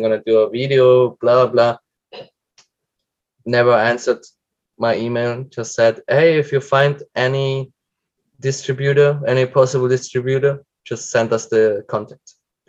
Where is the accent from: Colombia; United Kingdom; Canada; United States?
Colombia; English is a second language; it's already hard for a South American, a Colombian.